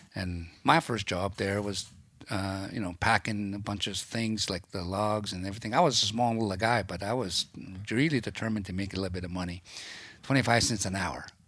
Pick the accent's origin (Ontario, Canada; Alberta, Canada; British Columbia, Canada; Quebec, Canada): British Columbia, Canada; Rose Prairie; I grew up around Peterson Crossing in Rose Prairie by Doig, River First Nations area there